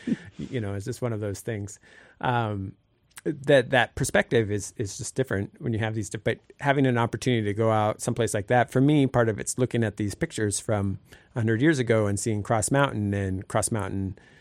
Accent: Sitka, Alaska, United States; I grew up here in Sitka and have now lived here

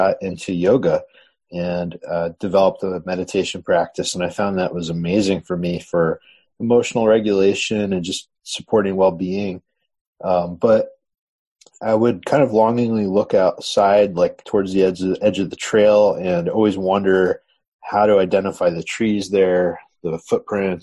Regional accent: Southern Connecticut, United States; I grew up in Southern Connecticut

